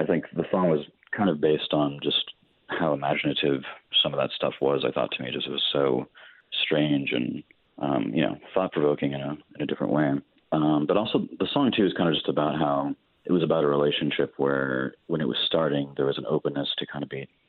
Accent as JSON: {"language": "English", "town": "El Paso", "region": "Texas", "country": "United States", "tie": "born or raised there", "moved": "yes", "said": "I was also in my hometown El Paso, which things move a lot slower there"}